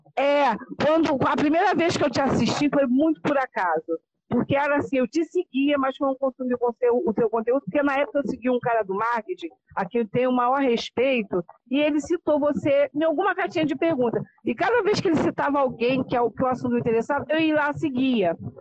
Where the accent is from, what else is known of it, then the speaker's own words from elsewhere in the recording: Teresópolis, Rio de Janeiro, Brazil; now in Guapimirim, Brazil; Eu sou do Rio de Janeiro, moro num município chamado Guapimirim, que fica antes de Teresópolis, mas eu sou teresopolitana